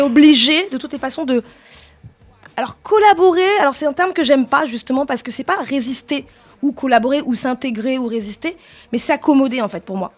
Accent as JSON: {"language": "French", "country": "France", "said": "on est français"}